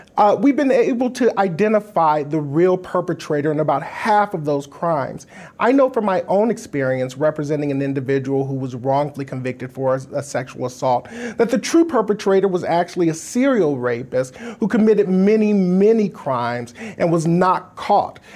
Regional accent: Wisconsin, United States; here in my home state of Wisconsin

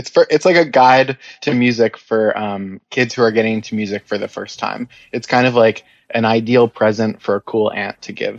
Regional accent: New York City, New York, United States; I'm from Staten Island, New York.

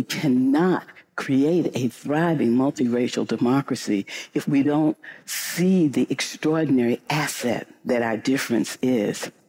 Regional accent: St. Louis, Missouri, United States; I grew up in St. Louis, Missouri

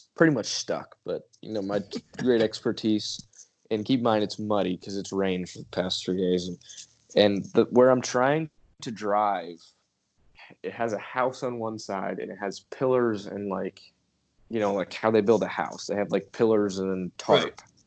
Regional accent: New York, United States; moved away; I'm straight out of New York

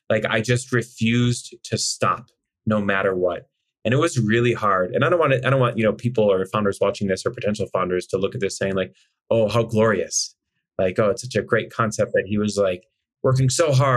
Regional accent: Chicago, Illinois, United States; I'm from Chicago. We grew up in a middle to upper class neighborhood

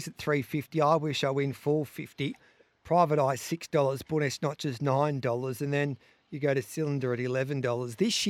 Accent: Western Australia, Australia; Yeah, I'm an Australian. That's what I bloody am. I'm a bloody

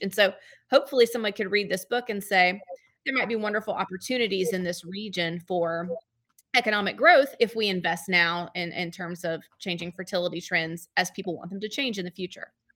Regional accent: Georgia, United States; moved away as an adult; now in Memphis, United States; I have not always lived in Memphis. I've been here since uh, 2008, but I'm from Georgia

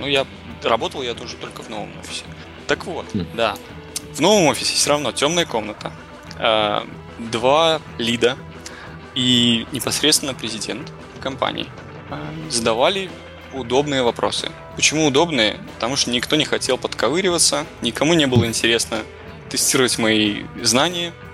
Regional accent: Belarus; moved away as an adult; now in Toronto, Canada; я вырос и отучился в Беларуси, после чего устроился в небольшую геймдев-компанию, которая меня успешно перевезла в Торонто.

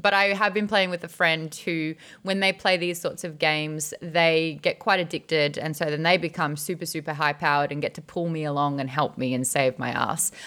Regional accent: Australia; I, as an Australian

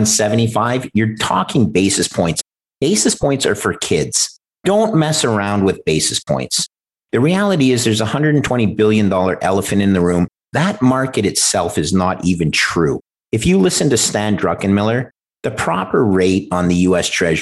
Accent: Canada; as a Canadian

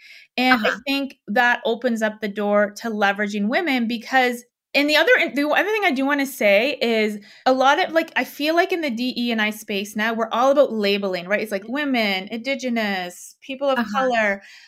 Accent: Canada; moved away as an adult; now in Denver, United States; I'm in Denver. So I'm Canadian. I used to live in Canada. And I just moved to Denver.

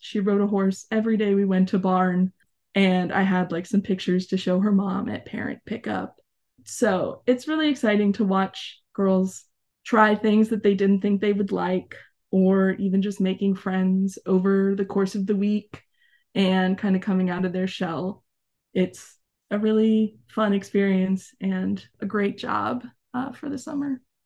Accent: Arizona, United States; moved away as an adult; also born or lived in New Mexico; I was born and raised in Arizona

